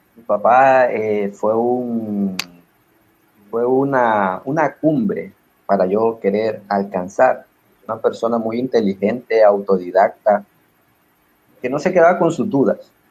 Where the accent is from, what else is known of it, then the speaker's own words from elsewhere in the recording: Honduras; yo me identifico como un hondureño bastante, pero por encima de ser un hondureño, soy un latinoamericano.